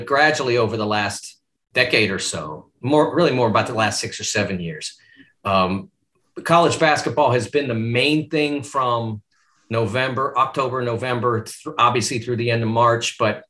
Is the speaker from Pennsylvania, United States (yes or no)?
yes; Pittsburgh, Pennsylvania, United States; I grew up in Pittsburgh in the 70s.